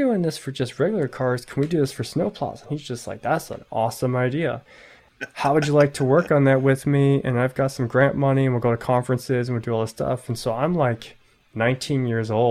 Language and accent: English; Chicago, Illinois, United States; moved away as an adult; also born or lived in Anchorage, Alaska / Fairbanks, Alaska; I'm originally from Chicago